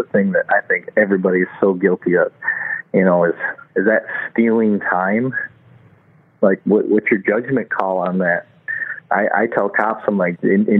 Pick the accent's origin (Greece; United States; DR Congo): United States; Flint, Michigan; as a kid growing up in Flint